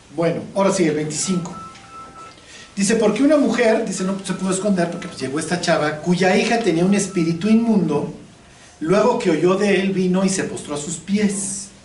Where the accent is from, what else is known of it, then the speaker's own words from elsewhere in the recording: Chilango, Mexico City, Mexico; yo soy chilango